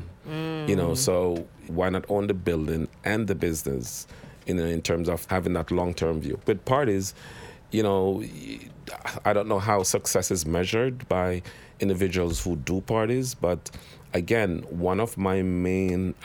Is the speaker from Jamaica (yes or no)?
yes; Jamaica; now in New York City, United States; I am Jamaican